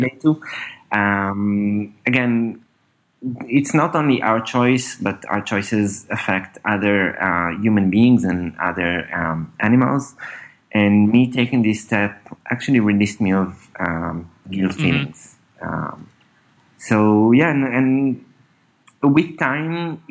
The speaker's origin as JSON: {"language": "English", "region": "Northern District", "country": "Israel", "tie": "born or raised there", "also_born_or_lived": "Berlin / San Francisco", "lives_now": "Tel Aviv, Israel", "said": "I grew up, in Israel, in the north part of Israel. I'm now in Tel Aviv for the last few years."}